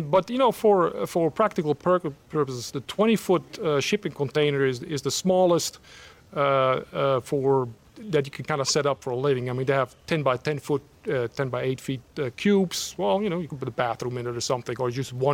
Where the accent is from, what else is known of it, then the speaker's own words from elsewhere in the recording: Switzerland; also born or lived in Savannah, Georgia / Washington, District of Columbia, United States; now in United States; When I grew up in Switzerland, which is a very small country, it's only 200 miles across.